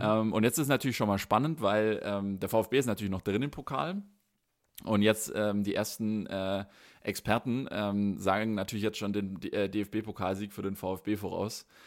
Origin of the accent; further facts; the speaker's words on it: Baden-Württemberg, Germany; befinde mich nicht in meiner Heimatstadt, befinde mich nicht in Baden-Württemberg